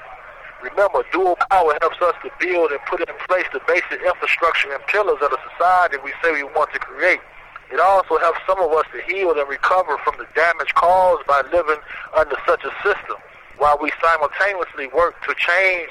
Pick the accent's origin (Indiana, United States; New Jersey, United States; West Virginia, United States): Indiana, United States; moved away as an adult; now in Virginia, United States; I'm originally from Indiana, forced out here to the state of Virginia